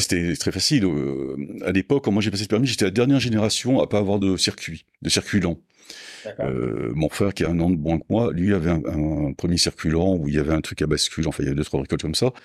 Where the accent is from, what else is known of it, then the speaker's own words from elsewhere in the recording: Mont-de-Marsan, Nouvelle-Aquitaine, France; moved away; Je suis né à Mont-de-Marsan dans les Landes, donc j'ai passé toute ma jeunesse euh, dans les Landes